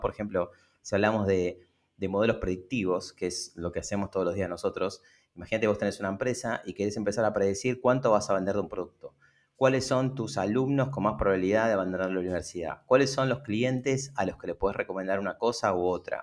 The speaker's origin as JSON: {"language": "Spanish", "town": "Lomas de Zamora", "region": "Buenos Aires Province", "country": "Argentina", "tie": "born or raised there", "said": "en el fondo de mi casa, en Lomas de Zamora, nací en Lomas de Zamora, en, acá en Buenos Aires, en el conurbano bonaerense"}